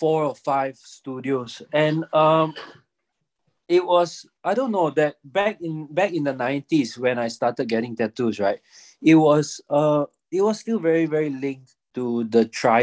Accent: Singapore; moved away as an adult; also born or lived in Zurich, Switzerland; born and raised in Singapore

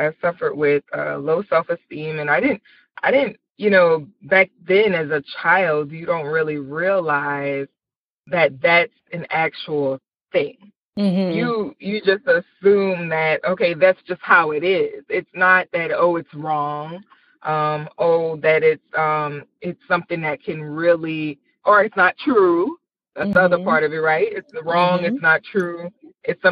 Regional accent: Marrero, Louisiana, United States; also born or lived in Belle Rose, Louisiana; That's where I'm from. I'm from Marrero, Louisiana, which is about 10 minutes outside of New Orleans.

